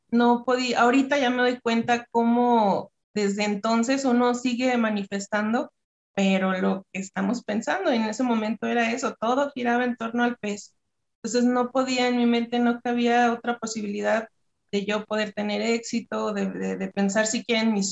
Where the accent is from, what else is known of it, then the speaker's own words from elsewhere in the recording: Durango, Mexico; yo vivo, soy de México, en Durango, Durango.